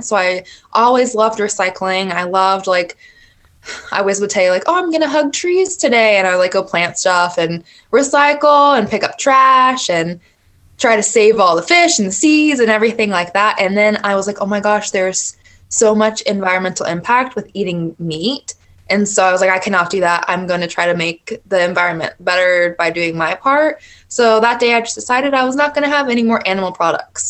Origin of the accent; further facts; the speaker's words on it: Indiana, United States; moved away as an adult; now in Arizona, United States; I grew up in Indiana in the Midwest